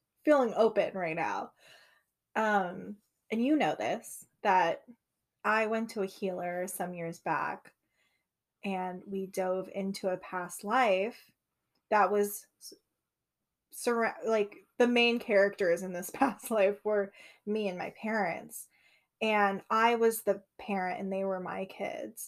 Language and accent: English; United States; first language English; my experience being an American, but also the experience of my ancestors